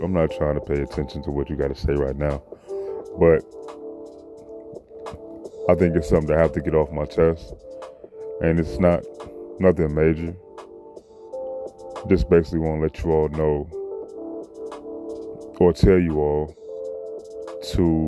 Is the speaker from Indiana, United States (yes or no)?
no; Chicago, Illinois, United States; I'm from Chicago. You know, coming up from middle school all the way to high school